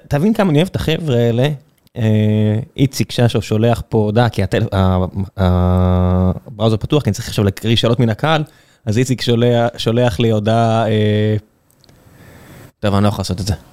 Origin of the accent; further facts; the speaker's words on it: Israel; כישראלים, בגלל שאנחנו חיים במדינה כל כך אגרסיבית וקטנה וצפופה